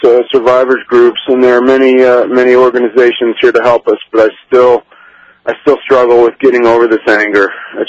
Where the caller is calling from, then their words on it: Larchmont, New York, United States; I'm calling you from Larchmont, New York.